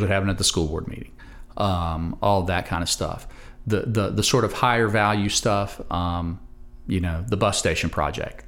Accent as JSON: {"language": "English", "town": "Roanoke", "region": "Virginia", "country": "United States", "tie": "born or raised there", "said": "I'm a native Roanoke-er"}